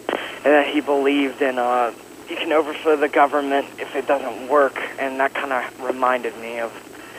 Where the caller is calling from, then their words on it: North Carolina, United States; North Carolina.